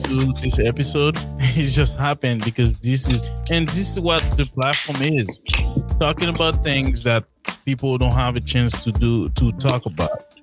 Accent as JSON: {"language": "English", "country": "Haiti", "said": "I'm Haitian"}